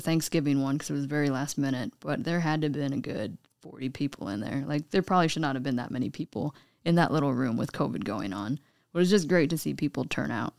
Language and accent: English; Juneau, Alaska, United States; moved away as an adult; also born or lived in Eugene, Oregon; growing up in Juneau, the only way out is by boated plane